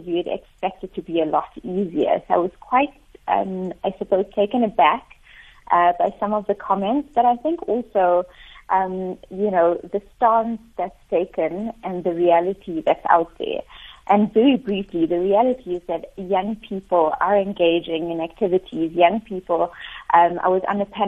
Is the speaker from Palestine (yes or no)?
no; South Africa; our South African context